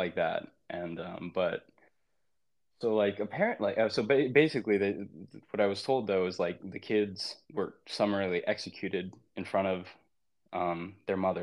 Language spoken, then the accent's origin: English; United States; as an American, I don't condone